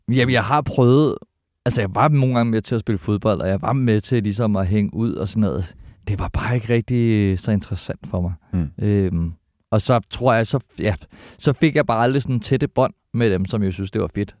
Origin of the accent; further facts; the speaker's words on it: Albertslund, Capital Region of Denmark, Denmark; jeg er født på Kloster Hospital, mm. men øh, opvokset i Alberslund, Elundskolen, Alberslund Vest